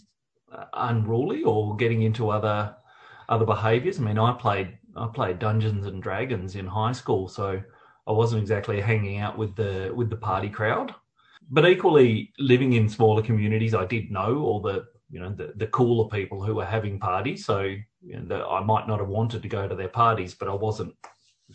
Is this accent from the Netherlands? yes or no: no; Perth, Western Australia, Australia; moved away as an adult; also born or lived in Victoria; So I grew up in Perth. I didn't move to Victoria until well into my 20s